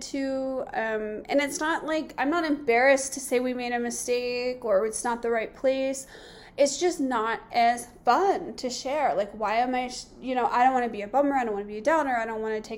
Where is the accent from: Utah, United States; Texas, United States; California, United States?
California, United States; Southern; moved away as an adult; we're from Southern California